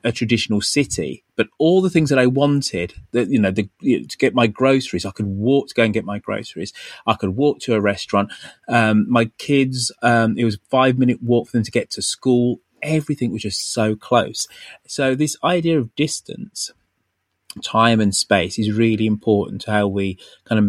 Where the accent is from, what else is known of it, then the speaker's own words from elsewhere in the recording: Birmingham, West Midlands, United Kingdom; I grew up in in Birmingham. So Birmingham, relatively big city in the UK